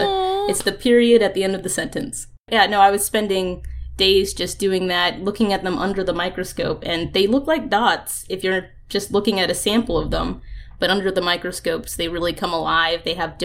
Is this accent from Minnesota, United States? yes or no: no; Florida, United States; I grew up in Florida.